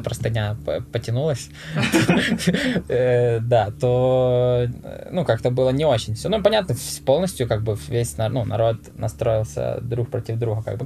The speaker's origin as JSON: {"language": "Russian", "town": "Rivne", "region": "Rivne Oblast", "country": "Ukraine", "tie": "born or raised there", "said": "Ну, город, ну, ты не знаешь, наверное, ну, Ровно называется"}